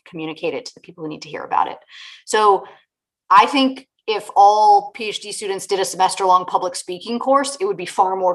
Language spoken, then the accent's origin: English; Richmond, Virginia, United States; moved away as an adult; I grew up in Richmond, Virginia, where I have just moved back to after a 20-year hiatus.